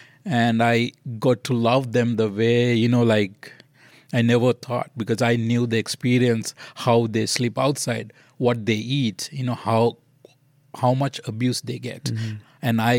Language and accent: English; Kandy, Central Province, Sri Lanka; We're from Kandy. Kandy is mainly the Buddhist city.